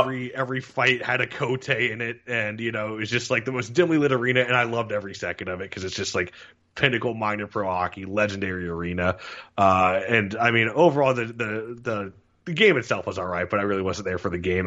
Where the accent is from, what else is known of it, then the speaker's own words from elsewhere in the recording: Florida, United States; being down from Florida, growing up in Florida